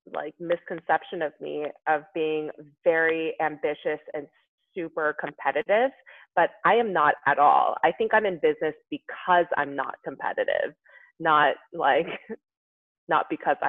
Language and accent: English; South Korea; that wasn't really part of the conversation when I was growing up in Korea.